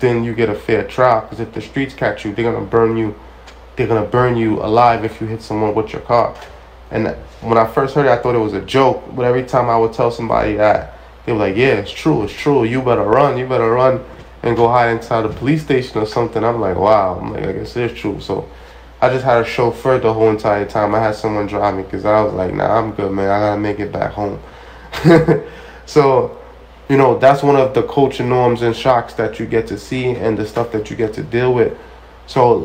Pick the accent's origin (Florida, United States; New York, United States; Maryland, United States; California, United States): New York, United States; New York City; I'm from Brooklyn